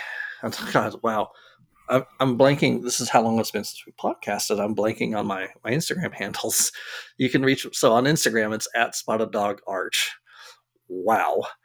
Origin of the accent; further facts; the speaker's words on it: Arlington, Texas, United States; I grew up in Arlington